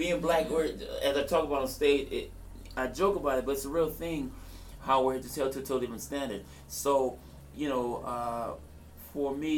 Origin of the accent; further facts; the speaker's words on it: Los Angeles, California, United States; I'm from South Central